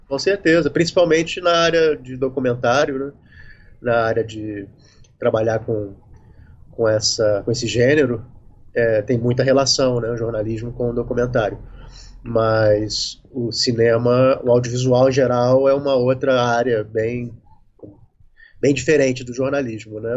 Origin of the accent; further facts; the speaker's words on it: Rio de Janeiro, Brazil; also born or lived in Recife / São Paulo; now in Lumiar, Brazil; moro no Rio desde que eu nasci, praticamente